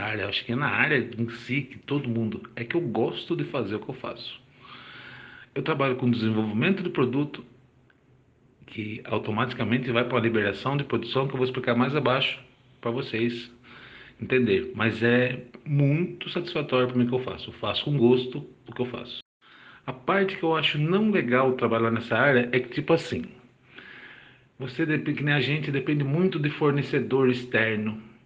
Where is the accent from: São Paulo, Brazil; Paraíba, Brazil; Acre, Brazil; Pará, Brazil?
São Paulo, Brazil; Bragança Paulista; sou de Bragança Paulista